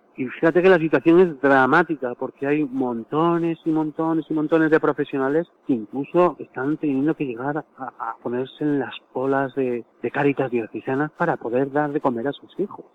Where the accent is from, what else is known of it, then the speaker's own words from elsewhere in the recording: Spain; sí somos españoles